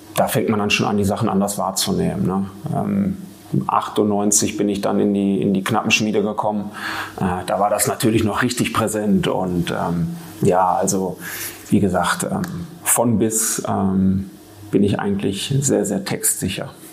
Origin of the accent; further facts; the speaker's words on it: Marl, North Rhine-Westphalia, Germany; ich bin gebürtiger Maler